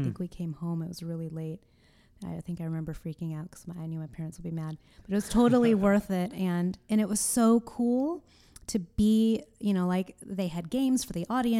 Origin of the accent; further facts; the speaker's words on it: Orange County, California, United States; I grew up in Orange County, which is an hour away from L.A.